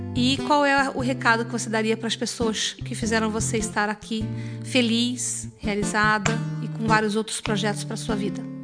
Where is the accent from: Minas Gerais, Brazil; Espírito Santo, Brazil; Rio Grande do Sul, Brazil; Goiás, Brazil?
Goiás, Brazil; Goiânia; Eu sou de Goiânia